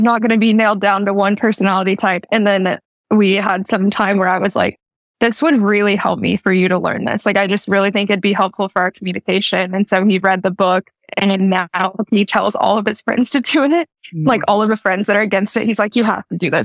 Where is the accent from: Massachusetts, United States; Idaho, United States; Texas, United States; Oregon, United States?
Texas, United States; I grew up in Texas